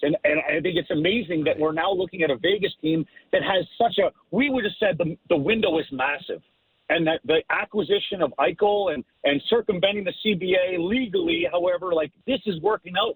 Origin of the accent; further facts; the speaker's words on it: Ottawa, Ontario, Canada; I grew up in Ottawa